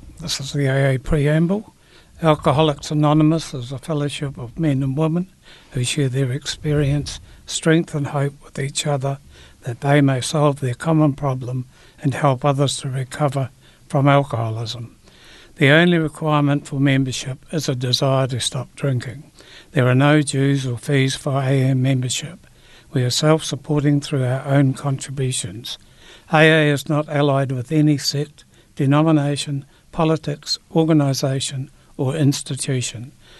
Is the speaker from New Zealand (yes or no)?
yes; Christchurch, Canterbury, New Zealand; Yes, I am. Yes, I'm from Christchurch.